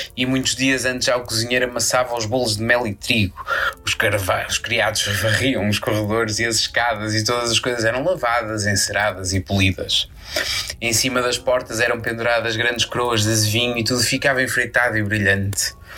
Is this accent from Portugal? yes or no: yes; Portugal; como bom português